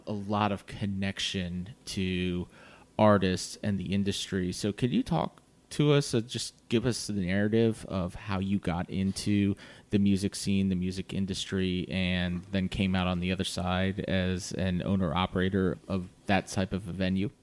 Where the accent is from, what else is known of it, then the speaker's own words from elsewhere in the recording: Virginia Beach, Virginia, United States; I grew up in Virginia Beach